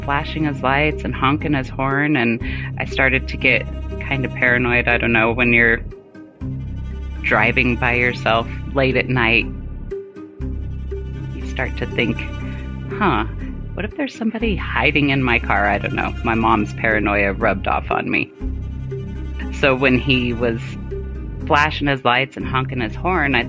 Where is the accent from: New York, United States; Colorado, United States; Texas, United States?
Colorado, United States; moved away as an adult; also born or lived in Germany / Fort Huachuca, Arizona; my mom in Colorado, which is where I currently live now that I'm out of the military, because we always tend to go back where we were born